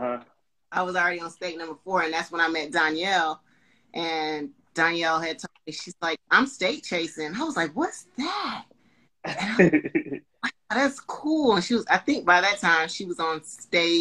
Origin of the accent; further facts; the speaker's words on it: Panama City, Florida, United States; now in Charlotte, United States; My hometown is Panama City, Florida.